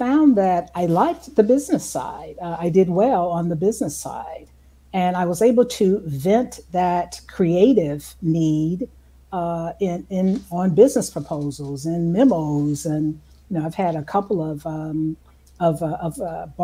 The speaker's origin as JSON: {"language": "English", "town": "Dayton", "region": "Ohio", "country": "United States", "tie": "born or raised there", "also_born_or_lived": "Atlanta, Georgia / Urbana-Champaign, Illinois", "moved": "as an adult", "said": "I'm originally from Ohio, Dayton, Ohio. Born and raised there"}